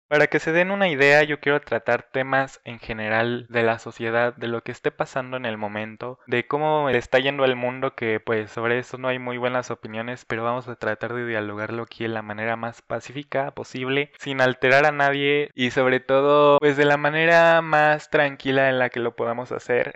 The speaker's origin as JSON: {"language": "Spanish", "region": "Querétaro", "country": "Mexico", "said": "tengo 19 años, soy de Querétaro"}